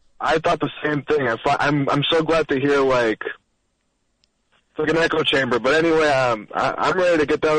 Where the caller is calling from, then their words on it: Newark, Delaware, United States; from Newark, Delaware.